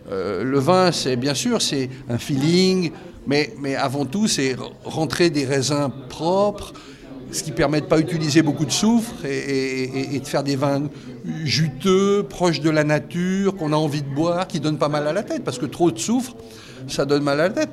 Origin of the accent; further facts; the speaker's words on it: Valais, Switzerland; born there; moi je suis né en Valais, mais j'ai pas vécu en Valais.